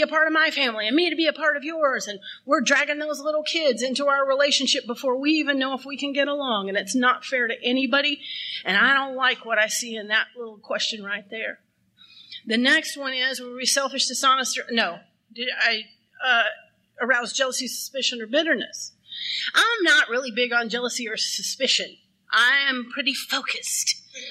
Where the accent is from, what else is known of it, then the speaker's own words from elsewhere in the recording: Texas, United States; I'm from Texas